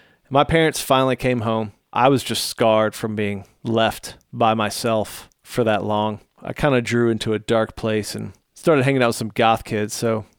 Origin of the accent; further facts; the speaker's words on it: Illinois, United States; I grew up in the Chicago suburbs with my family, large family.